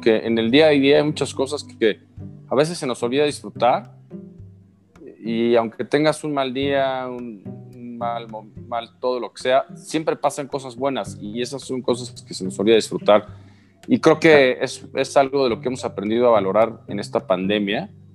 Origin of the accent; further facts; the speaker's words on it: Mexico; siempre como mexicano te da gusto que a otro le vaya bien